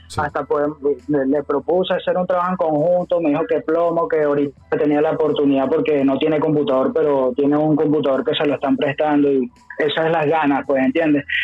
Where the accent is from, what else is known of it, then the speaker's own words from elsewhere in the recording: Caracas, Capital District, Venezuela; moved away as an adult; also born or lived in Mérida, Venezuela; now in Chile; realmente yo soy de Caracas, okay. yo soy del Junquito, yo soy Junquito